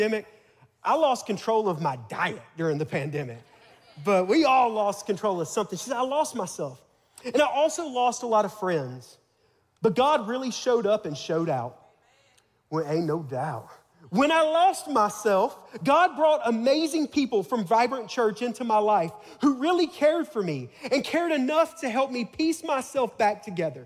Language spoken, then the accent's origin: English; Tuscaloosa, Alabama, United States; I'm from Tuscaloosa, Alabama, home of the Crimson Tide.